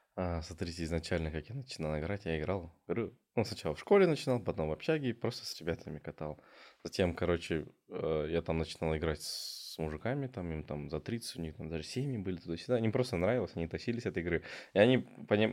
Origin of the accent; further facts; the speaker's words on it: Ekibastuz, Pavlodar Region, Kazakhstan; я родом с Акибаса